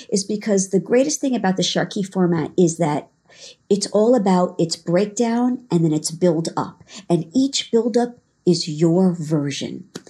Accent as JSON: {"language": "English", "area": "Long Island", "region": "New York", "country": "United States", "tie": "born or raised there", "also_born_or_lived": "Israel", "said": "I grew up in New York, uh, Long Island, um, for my childhood, um, and then New York City as I got into adulthood."}